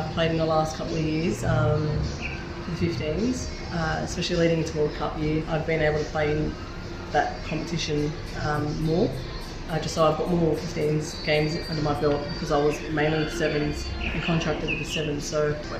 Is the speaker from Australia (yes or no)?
yes; Sydney, New South Wales, Australia; also born or lived in Walgett (family); I was born in Blacktown and grew up in Doonside